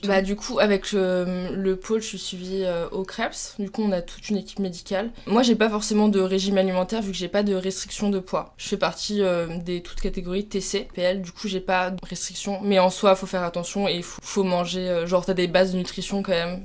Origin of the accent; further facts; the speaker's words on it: Troyes, Grand Est, France; moved away as an adult; now in Toulouse, France; je suis originaire de Troyes